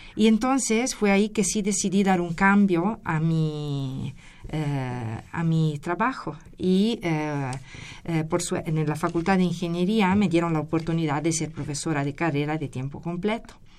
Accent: Italy; moved away as an adult; also born or lived in Querétaro, Mexico; now in Mexico City, Mexico; Yo la licenciatura la obtuve en Geología en Italia, soy de, soy de Italia.

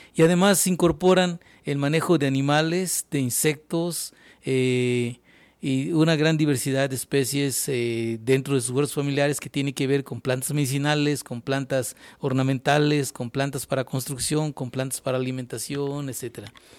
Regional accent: Mexico

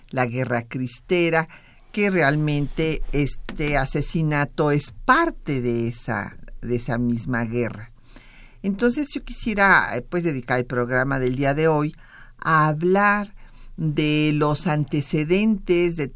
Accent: Sinaloa, Mexico; tenemos el gran gusto de que nos acompañe un paisano, yo me siento sinaloense, así es que un paisano sinaloense

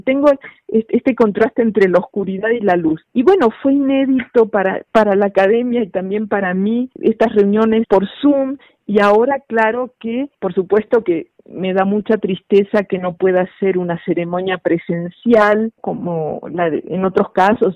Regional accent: Argentina; now in Mexico; dado que yo nací en Argentina, aunque ya llevo muchos años viviendo en México

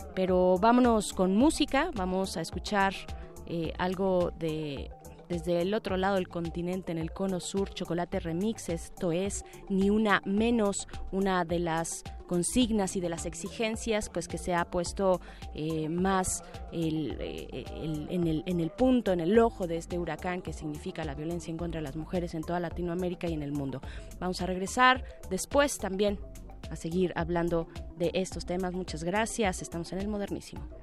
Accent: Mexico

